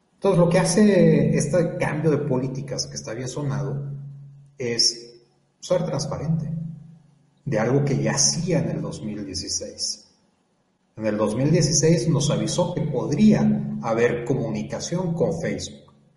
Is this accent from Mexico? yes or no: yes; Mexico